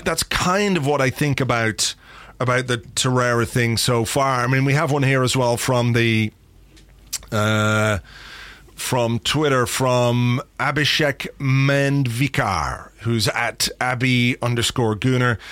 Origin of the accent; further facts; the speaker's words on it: Ireland; I'm an Irishman